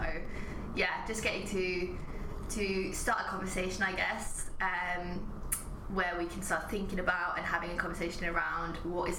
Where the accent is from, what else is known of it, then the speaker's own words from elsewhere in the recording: Norway; moved away as an adult; also born or lived in Watford, England / Thailand; now in United Kingdom; I grew up in Norway.